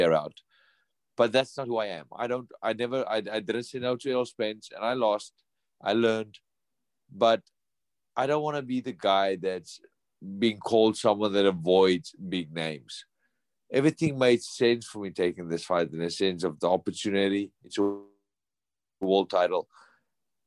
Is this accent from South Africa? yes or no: yes; South Africa; moved away as an adult; now in United States; not in South Africa, my home country.